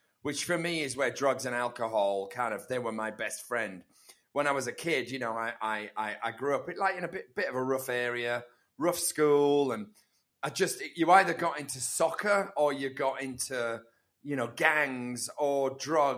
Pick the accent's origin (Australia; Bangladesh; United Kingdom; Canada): United Kingdom; Leeds, Yorkshire and the Humber; now in Los Angeles, United States; I'm from the arse end of Leeds